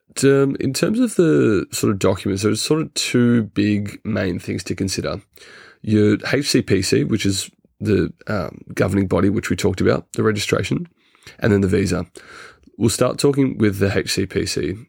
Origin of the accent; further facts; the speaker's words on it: Australia; moved away as an adult; now in United Kingdom; as an Australian citizen